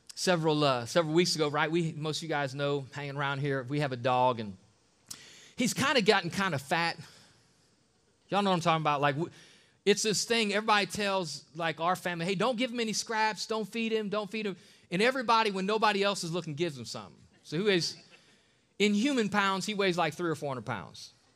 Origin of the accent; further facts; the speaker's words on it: Akron, Ohio, United States; I'm from East Side of Akron